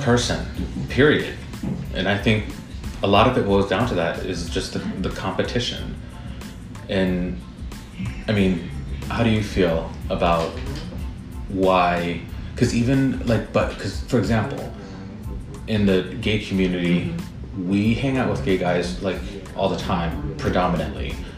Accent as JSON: {"language": "English", "region": "Midwest", "country": "United States", "moved": "yes", "lives_now": "New York, United States", "said": "I'm from the Midwest"}